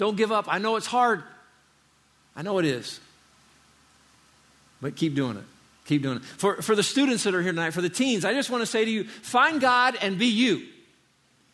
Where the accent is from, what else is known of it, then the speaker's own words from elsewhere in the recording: Indiana, United States; now in Florida, United States; I grew up in Indiana. I didn't live in Florida my whole life